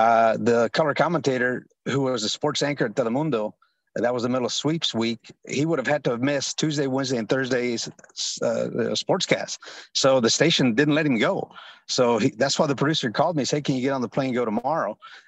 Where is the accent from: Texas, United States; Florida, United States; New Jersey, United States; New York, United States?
Texas, United States; north of Houston; English is a second language; also born or lived in Mexico City, Mexico; I was born in Mexico City, grew up here in the States, north of Houston, since the age of eight. But yeah, at home, that's all we spoke was Spanish.